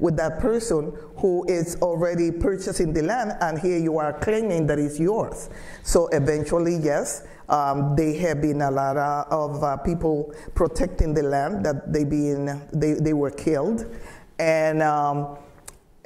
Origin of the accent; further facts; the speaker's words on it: Trujillo, Colón, Honduras; moved away; I was born in Trujillo